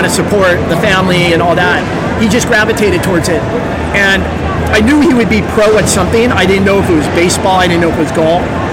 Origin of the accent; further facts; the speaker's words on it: Los Angeles, California, United States; I'm from the Valley